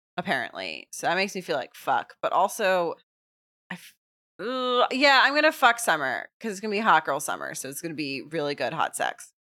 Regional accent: Texas, United States; moved away; also born or lived in Los Angeles; I'm from Texas

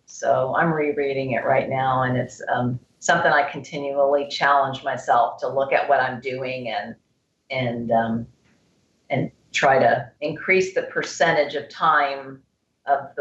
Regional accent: Texas, United States; I'm from Texas, from the South

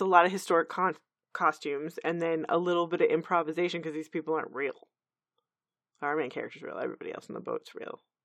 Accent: Texas, United States; We're from Texas

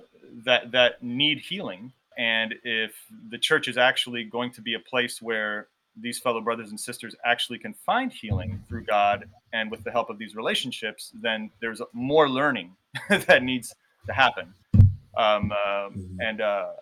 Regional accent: Miami, Florida, United States; when I was growing up in Miami

